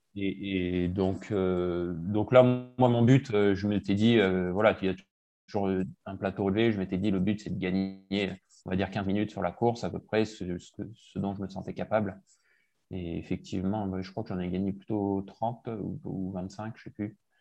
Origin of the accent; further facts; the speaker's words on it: Gap, Provence-Alpes-Côte d'Azur, France; moved away as an adult; also born or lived in Cotentin, Normandy / Marseille / Lyon; j'ai fait de 0 à 10 ans là-bas. Et puis ensuite, à 10 ans, on a déménagé à Gap. Donc j'ai fait mhm. globalement de 10 à 18 à Gap.